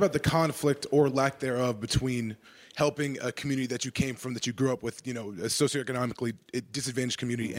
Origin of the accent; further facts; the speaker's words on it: Inglewood, California, United States; I grew up in Inglewood down the street from the Forum